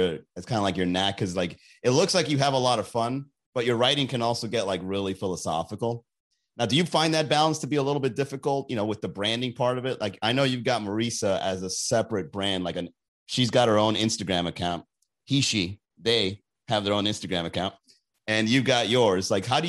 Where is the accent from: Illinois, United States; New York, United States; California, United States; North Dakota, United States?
New York, United States; Long Island; I like that guy. I know that guy. I'm from Long Island.